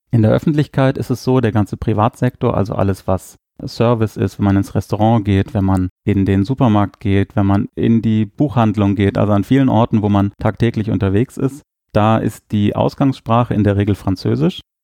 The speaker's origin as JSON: {"language": "German", "country": "Germany", "first_language": "German", "moved": "as an adult", "lives_now": "Luxembourg", "said": "ich bin Deutscher"}